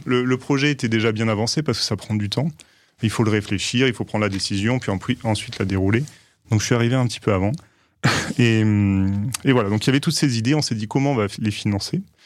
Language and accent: French; Aix-en-Provence, Provence-Alpes-Côte d'Azur, France; moved away as an adult; now in Paris, France; je viens d'Aix-en-Provence, où je suis né